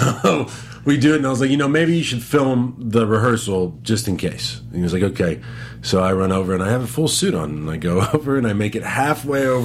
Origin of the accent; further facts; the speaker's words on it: Texas, United States; now in Los Angeles, United States; I'm from Texas, so I will go back a couple times a year